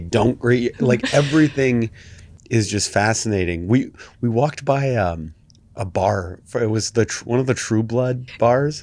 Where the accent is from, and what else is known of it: Canada